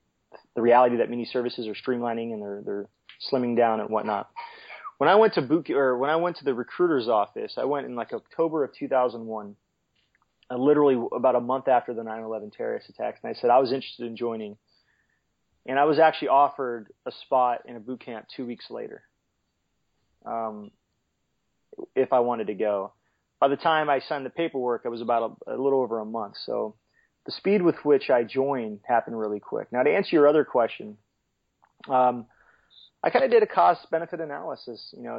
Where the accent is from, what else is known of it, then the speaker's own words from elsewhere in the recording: California, United States; growing up in California, growing up near the sea, the Coast Guard just really intrigued me.